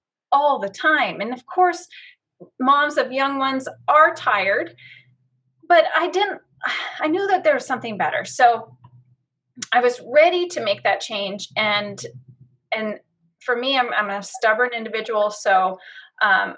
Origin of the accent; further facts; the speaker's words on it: Battle Ground, Washington, United States; I have lived in this cute little town called Battleground for most of my life, moved here when I was 3